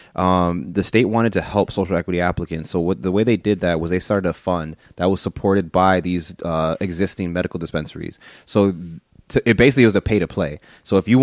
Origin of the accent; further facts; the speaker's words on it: Aurora, Illinois, United States; I went to East. Born and raised on the East Side.